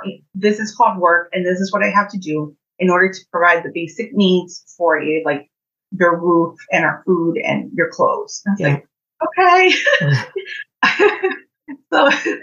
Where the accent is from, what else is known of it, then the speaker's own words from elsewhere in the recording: Orange, New Jersey, United States; I grew up in Orange, New Jersey. I spent most of my childhood there